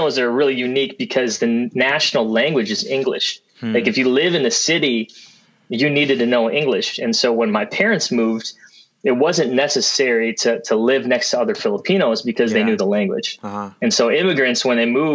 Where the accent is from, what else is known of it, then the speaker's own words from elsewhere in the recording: Fridley, Minnesota, United States; my childhood was in Fridley, Minnesota